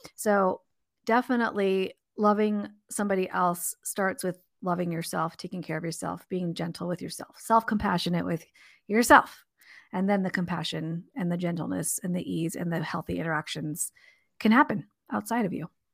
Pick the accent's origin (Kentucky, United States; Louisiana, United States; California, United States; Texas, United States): California, United States; Southern; I grew up in Southern California.